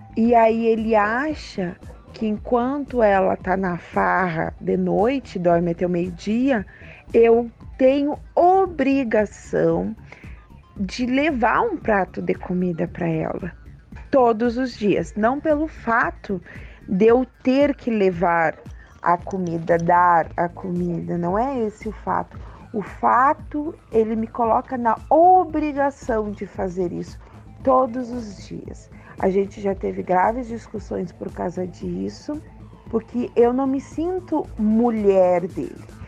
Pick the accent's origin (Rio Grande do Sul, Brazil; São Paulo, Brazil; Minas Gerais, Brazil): Rio Grande do Sul, Brazil; Santa Maria; sou de Santa Maria, Rio Grande do Sul